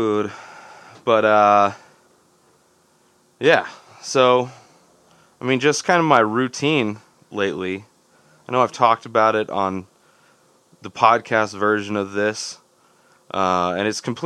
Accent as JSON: {"language": "English", "region": "Southern California", "country": "United States", "tie": "born or raised there", "moved": "yes", "lives_now": "Denver, United States", "said": "Growing up in Southern California"}